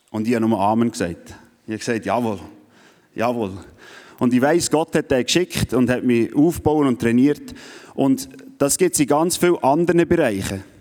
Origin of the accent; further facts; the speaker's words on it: Switzerland; Vor allem, wenn man als Schweizer, der ohne Wellen aufgewachsen ist, wo einisch am Meer war